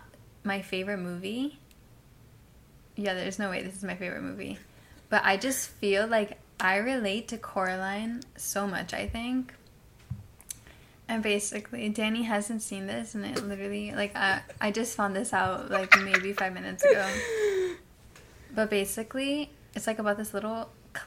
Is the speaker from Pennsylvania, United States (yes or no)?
no; Hialeah, Florida, United States; also born or lived in Pembroke Pines, Florida; I'm from Hialeah.